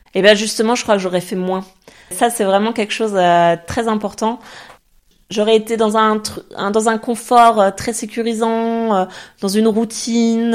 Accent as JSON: {"language": "French", "country": "France", "also_born_or_lived": "French-speaking Switzerland", "first_language": "French", "moved": "as an adult", "lives_now": "Zurich, Switzerland", "said": "on est française"}